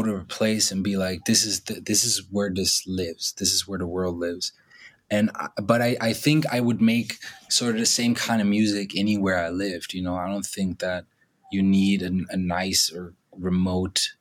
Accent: Germany; the culture of like 90s Germany, which I grew up

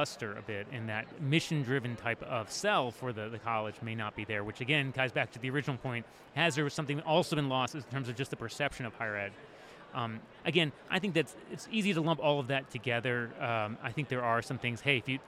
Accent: Washington, District of Columbia, United States; My hometown is Washington, D.C.

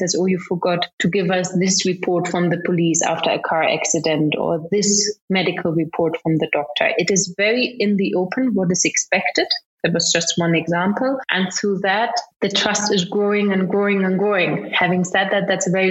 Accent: Germany; now in Kenya; I grew up in Germany.

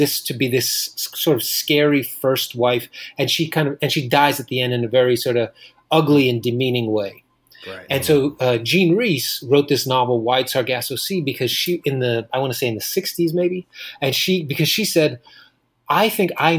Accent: New York City, New York, United States; Born and raised in Queens, and then now I live in Washington Heights in Manhattan.

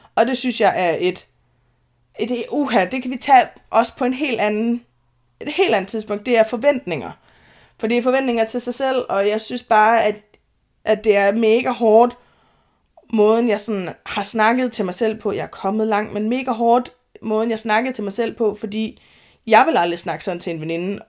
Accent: Denmark; moved away as an adult; also born or lived in Høje Taastrup, Zealand; jeg er jyde

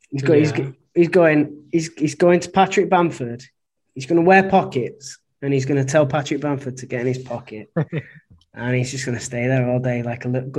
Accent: Australia; Being an Aussie

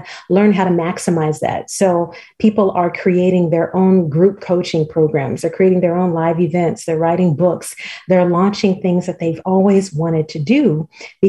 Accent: Los Angeles, California, United States; moved away as an adult; now in Montgomery, United States; I'm originally from Los Angeles and have been here in Alabama now for about the last 14 years

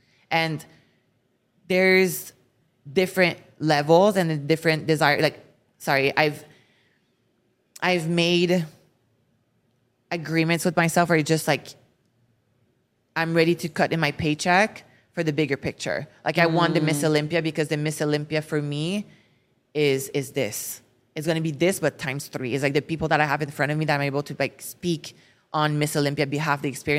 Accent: France; accent: French; English is a second language; when I started for social media, I couldn't speak English. Like my French accent was so bad. It's still a little bit bad.

